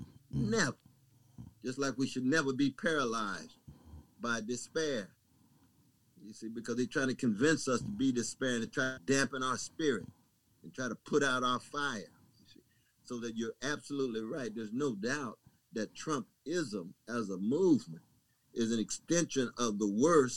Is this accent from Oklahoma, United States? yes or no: yes; Tulsa, Oklahoma, United States; Now in my home state of Oklahoma. Yes, sir. I was born in Tulsa.